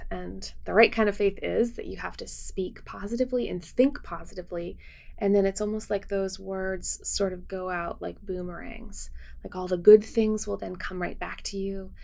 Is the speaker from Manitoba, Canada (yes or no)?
yes; Winnipeg, Manitoba, Canada; now in United States; my hometown and of Winnipeg